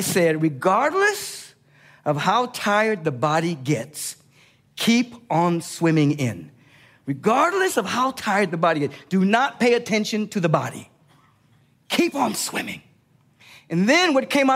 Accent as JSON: {"language": "English", "town": "Los Angeles", "region": "California", "country": "United States", "tie": "born or raised there", "said": "I grew up in Los Angeles and went to the beach all the time"}